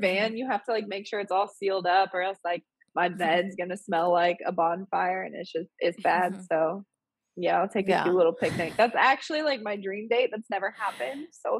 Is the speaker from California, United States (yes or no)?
no; Indianapolis, Indiana, United States; I feel like I should attend like my hometown's Pride for the first time.